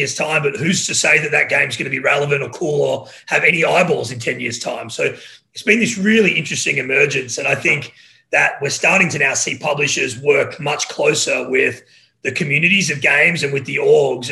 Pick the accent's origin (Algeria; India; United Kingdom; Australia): Australia; moved away as an adult; also born or lived in Los Angeles; now in United States; So I'm Australian